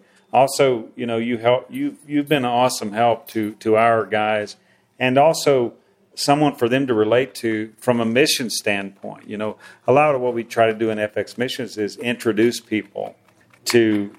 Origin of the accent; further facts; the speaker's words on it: United States; we're both from the Midwest, or we're both from wherever, you know, we're both from the U.S.